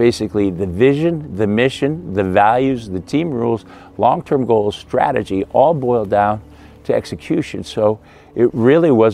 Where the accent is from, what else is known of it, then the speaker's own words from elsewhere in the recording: Midwest, United States; I grew up in the Midwest, great Midwestern values